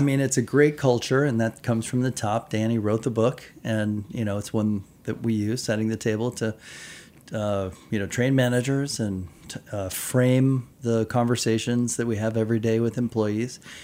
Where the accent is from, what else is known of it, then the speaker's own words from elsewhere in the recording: United States; moved away as an adult; also born or lived in Japan; I'm an American kid